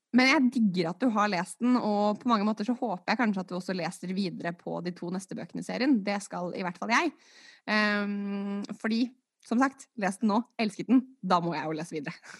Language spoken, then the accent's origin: Norwegian; Norway; jeg skylder på dobbelt statsborgerskap, selv om jeg er født og oppvokst i Norge